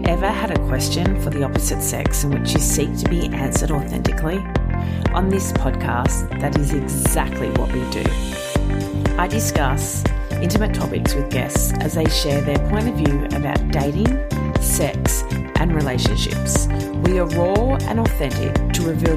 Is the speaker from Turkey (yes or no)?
no; Australia; moved away as an adult; now in Los Angeles, United States; being an Aussie newly